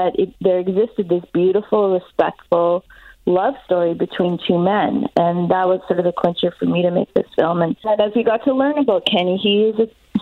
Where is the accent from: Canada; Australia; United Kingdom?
Canada; Winnipeg, Manitoba; I'm from Winnipeg